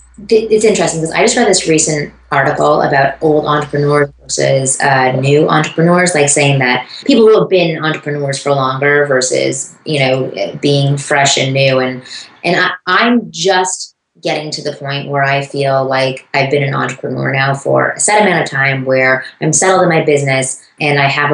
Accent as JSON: {"language": "English", "town": "Toronto", "region": "Ontario", "country": "Canada", "tie": "born or raised there"}